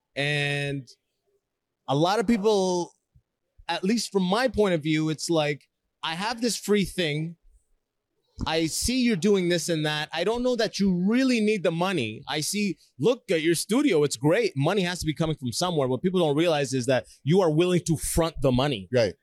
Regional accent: Canada; also born or lived in Sudan / Toronto, Canada; I moved to Canada when I was six

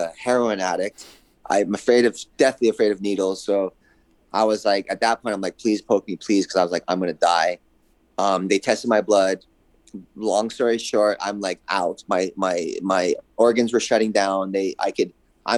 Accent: Hawaii, United States; now in California, United States; I grew up in Hawaii

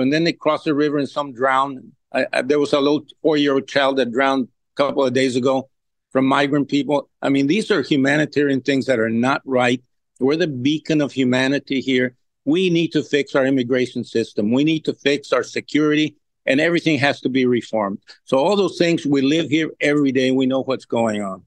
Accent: Laredo, Texas, United States; I've been born and raised here and have been all my life here

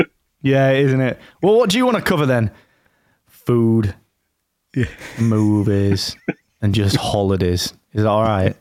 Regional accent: Rotherham, Yorkshire and the Humber, United Kingdom; And it's not because I'm from Rotherham.

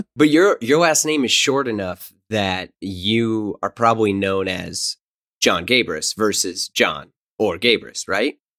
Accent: St. Louis, Missouri, United States; moved away; also born or lived in New York; I'm originally from Saint Louis

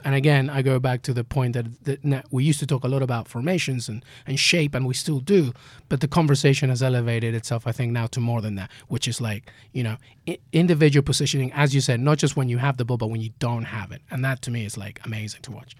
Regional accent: England, United Kingdom; I'm growing up in England.

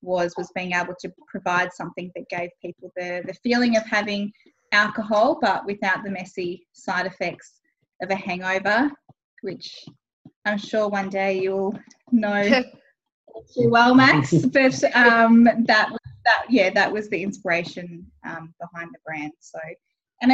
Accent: Tweed Coast, New South Wales, Australia; I grew up on the Gold Coast and I was on the Tweed Coast, actually, so just over the New South Wales Queensland border

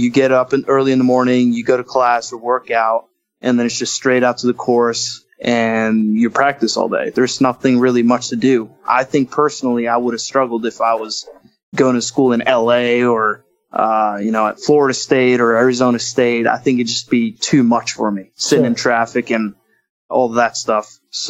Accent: Oslo, Norway; moved away as an adult; now in Stillwater, United States; I'm from Oslo, Norway

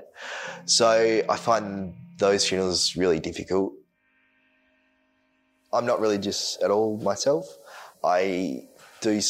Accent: Bunbury, Western Australia, Australia; I was born in Bunbury. I still live in Bunbury

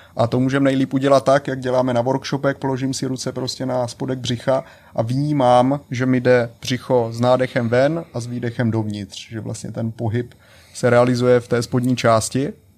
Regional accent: Czechia; první v Česku žijící Čech

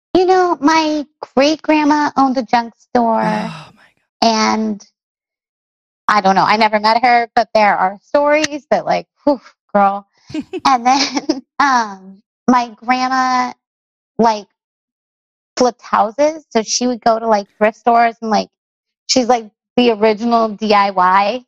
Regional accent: Long Beach, California, United States; I grew up in Long Beach, California

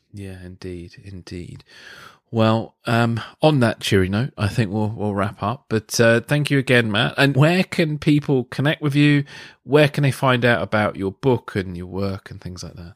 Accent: England, United Kingdom; as an Englishman

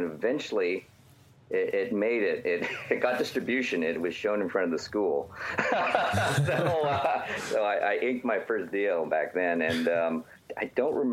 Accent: Edmonton, Alberta, Canada; moved away; I grew up in the Great White North, Edmonton, Alberta

